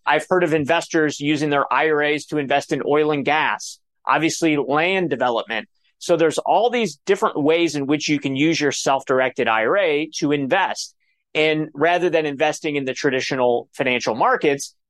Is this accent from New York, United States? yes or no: no; Cleveland, Ohio, United States; I'm from Cleveland, Ohio